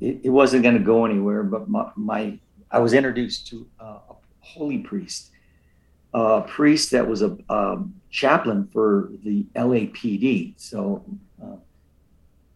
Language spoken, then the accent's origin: English; Los Angeles, California, United States; the community that I was born in East